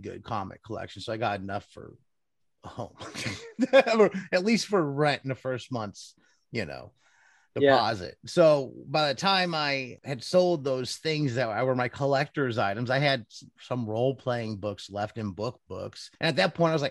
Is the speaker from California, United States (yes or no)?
no; Cleveland, Ohio, United States; Growing up in Cleveland